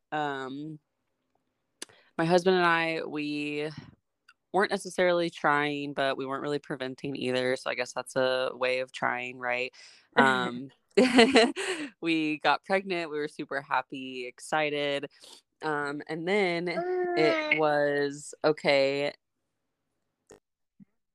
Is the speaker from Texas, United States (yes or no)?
yes; Texas, United States; now in California, United States; I'm originally from Texas. My family and I live in California